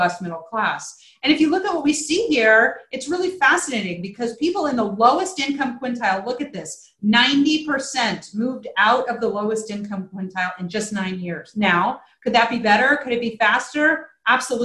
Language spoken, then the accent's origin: English; Virginia, United States; I live in Virginia now. I'm from Virginia